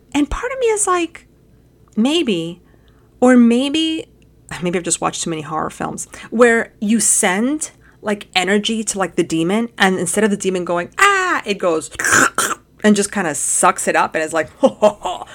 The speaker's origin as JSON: {"language": "English", "country": "United States", "said": "we're American"}